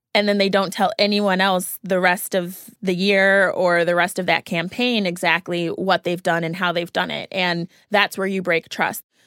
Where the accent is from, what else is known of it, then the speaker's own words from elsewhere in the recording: Naperville, Illinois, United States; I'm from the Chicago area, so watching the Bowles Dynasty and also from Naperville specifically, so watching Candace Parker growing up